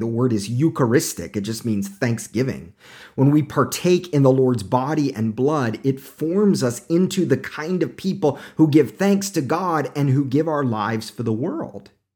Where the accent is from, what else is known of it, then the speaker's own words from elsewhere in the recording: Tulsa, Oklahoma, United States; moved away; I'm originally from Oklahoma